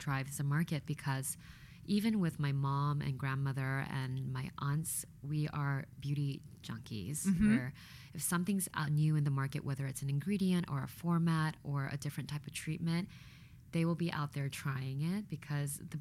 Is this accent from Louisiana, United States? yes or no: yes; Louisiana, United States; moved away; also born or lived in Korea; having grown up in Louisiana